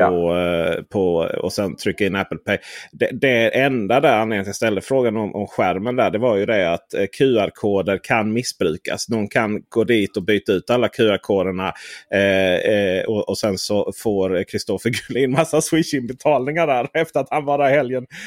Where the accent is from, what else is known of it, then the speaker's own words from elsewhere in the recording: Skåne, Sweden; som skåning